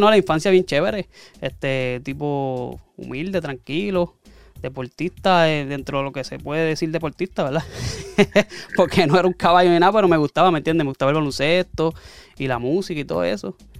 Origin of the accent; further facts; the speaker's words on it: Barranquitas, Puerto Rico; also born or lived in Aibonito; San Cristóbal, eh, ¿verdad? En el portón, la urbanización, ahí me crié